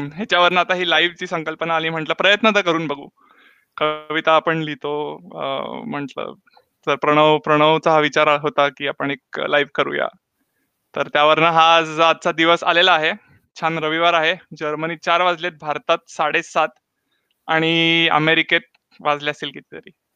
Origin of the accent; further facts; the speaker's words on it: Pune, Maharashtra, India; moved away; मी पुण्याचा